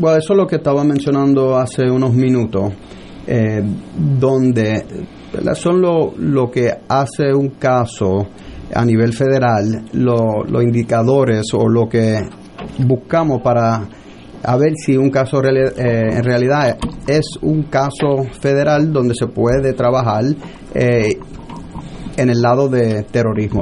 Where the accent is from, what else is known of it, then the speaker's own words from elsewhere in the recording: New York City, New York, United States; moved away as an adult; now in San Juan, Puerto Rico; nacido y criado en Nueva York, padre puertorriqueño, mi papá es de San Germán y mi mamá de Bayamón